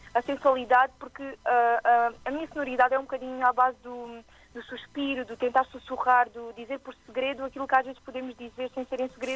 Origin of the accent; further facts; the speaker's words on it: Alentejo, Portugal; accent: Alentejano; de todas as origens que tenho alentejanas, como podem ver pelo, minha, pelo meu sotaque